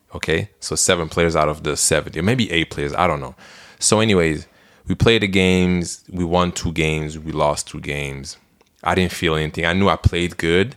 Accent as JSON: {"language": "English", "country": "Belgium", "moved": "yes", "said": "I'm from Belgium"}